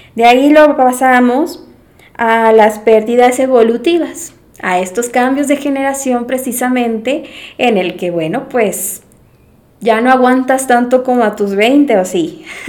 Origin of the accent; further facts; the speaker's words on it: Mérida, Yucatán, Mexico; moved away as an adult; yo soy de Mérida, Yucatán, soy la más chiquita, eh, de la familia, y pues, mm, nunca me había ido de mi casa. Todo el tiempo estudié en Mérida